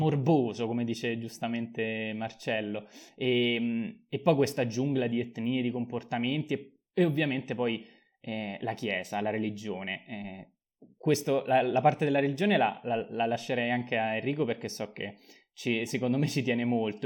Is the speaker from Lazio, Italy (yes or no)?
yes; Rome, Lazio, Italy; da romano